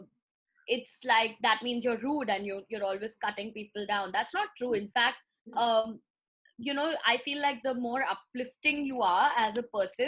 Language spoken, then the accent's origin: English; India; I'm also an Indian girl.